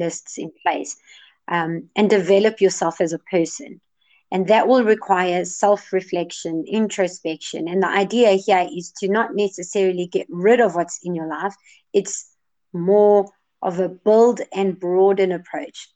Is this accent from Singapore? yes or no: no; Johannesburg, Gauteng, South Africa; I'm from Johannesburg, South Africa